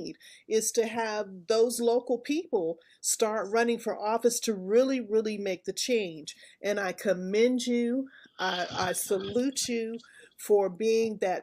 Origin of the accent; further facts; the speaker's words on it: Texas, United States; my home state of Texas